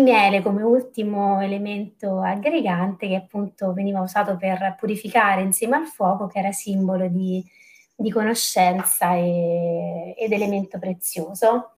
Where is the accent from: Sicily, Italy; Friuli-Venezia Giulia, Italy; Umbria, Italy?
Umbria, Italy; Terni; io mm, vengo da, da, Terni e la storia della, mm, che mi piace raccontare appunto è, è proprio un prodotto tipico della, di Terni, della, della mia città